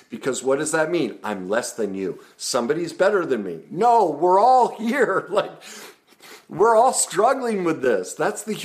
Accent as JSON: {"language": "English", "country": "United States"}